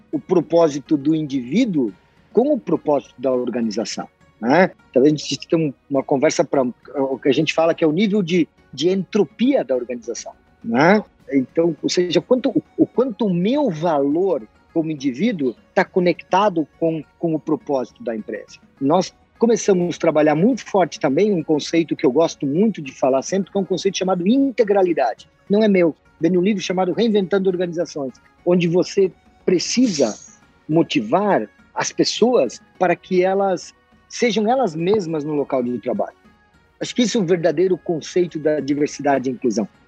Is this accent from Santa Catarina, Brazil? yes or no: yes; Santa Catarina, Brazil; accent: strong R, German and Italian colonization; Eu venho de uma região do oeste de Santa Catarina, onde a pronunciação do R ela é bastante carregada, porque é uma colonização alemã e italiana.